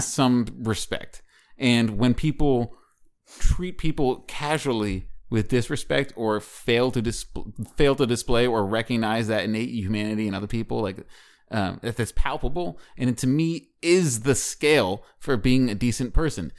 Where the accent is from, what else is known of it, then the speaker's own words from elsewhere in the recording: Washington, District of Columbia, United States; moved away; D C? That's my hometown